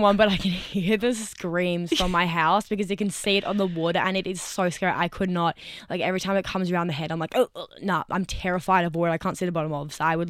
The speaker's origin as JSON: {"language": "English", "town": "Sydney", "region": "New South Wales", "country": "Australia", "tie": "born or raised there", "said": "Well, we've lived here our whole lives in Sydney."}